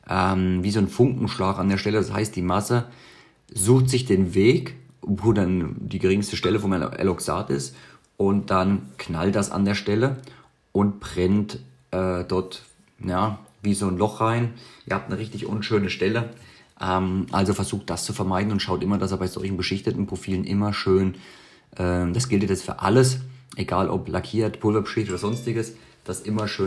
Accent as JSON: {"language": "German", "country": "Switzerland", "said": "auch für mich selbst als Schweizer, der jeden Tag schweißt"}